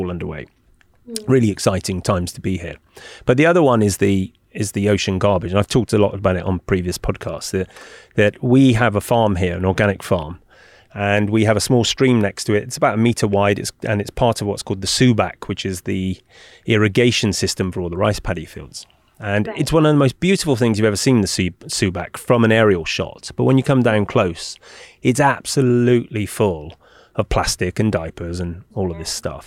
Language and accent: English; Bristol, South West England, United Kingdom; now in Bali, Indonesia; when I was a kid growing up in Bristol